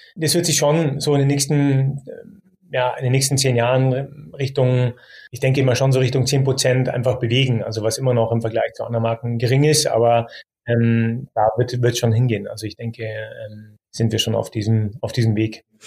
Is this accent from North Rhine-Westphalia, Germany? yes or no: no; Munich, Bavaria, Germany; als geborener Münchner